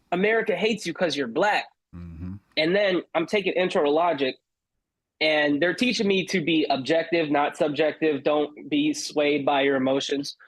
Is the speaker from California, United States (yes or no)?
yes; Palmdale, California, United States; also born or lived in Glendale, California; I grew up in Palmdale. Uh, I was born in Glendale, which is like more closer to downtown LA, but I was pretty much raised in Palmdale